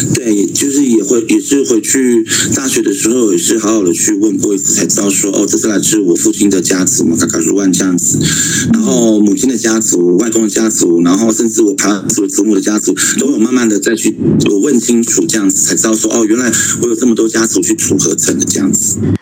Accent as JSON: {"language": "Chinese", "area": "Xiabinlang community", "region": "Taitung County", "country": "Taiwan", "moved": "yes", "said": "一直在东，下槟榔部落的俺巷，马卡卡鲁岸"}